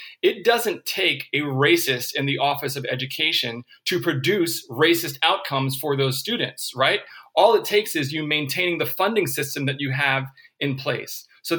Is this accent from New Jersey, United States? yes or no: no; California, United States; Well, I'm from California, and I'm a man.